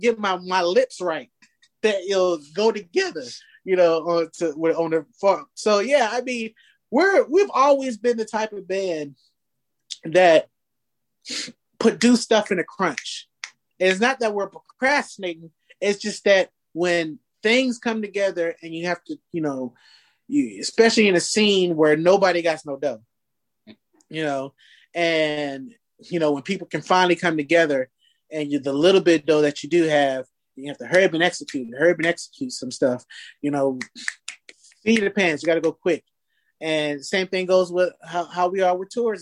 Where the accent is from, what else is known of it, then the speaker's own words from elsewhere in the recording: Fayetteville, North Carolina, United States; now in Seattle, United States; my hometown, Fayetteville